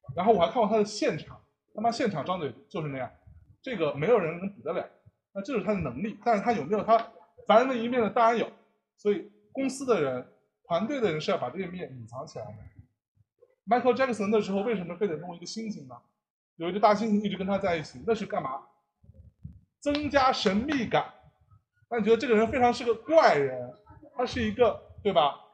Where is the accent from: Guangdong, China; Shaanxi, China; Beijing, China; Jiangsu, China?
Jiangsu, China; 因为我是江苏人嘛